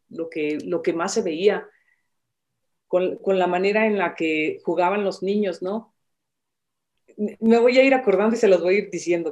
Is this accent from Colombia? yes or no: no; Michoacán, Mexico; yo nací en Michoacán